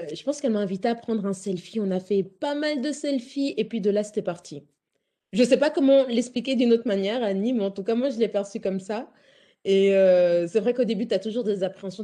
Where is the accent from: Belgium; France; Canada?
Belgium; je suis d'origine congolaise, mais j'ai grandi en Belgique